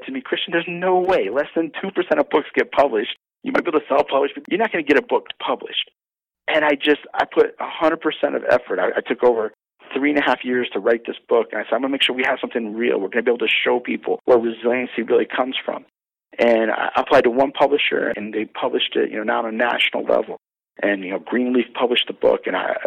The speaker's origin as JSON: {"language": "English", "region": "Maryland", "country": "United States", "said": "I'm from Maryland. Maryland's the crab state"}